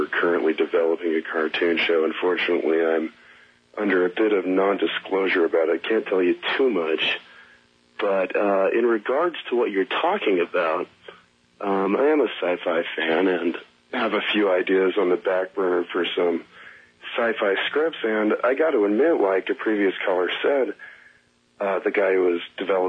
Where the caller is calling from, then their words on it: Hollywood, California, United States; I'm calling from Hollywood.